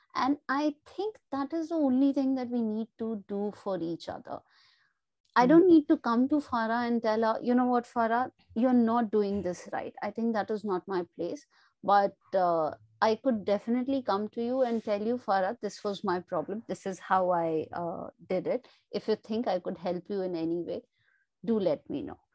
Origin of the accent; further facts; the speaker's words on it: India; I come from India